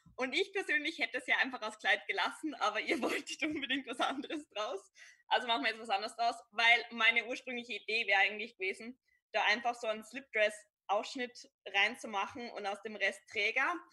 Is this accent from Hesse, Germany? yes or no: no; Upper Bavaria, Germany; now in Vienna, Austria; Also ich bin ein, ein Bayer, ich würde jetzt nicht ganz spezifizieren, wo ich herkomme, aber nur so viel, ich komme aus Oberbayern.